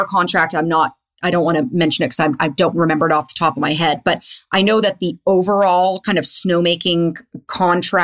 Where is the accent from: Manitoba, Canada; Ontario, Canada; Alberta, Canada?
Manitoba, Canada; Winnipeg; I'm also from Winnipeg.